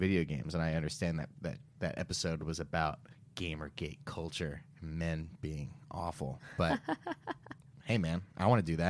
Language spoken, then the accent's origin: English; United States; I'm American.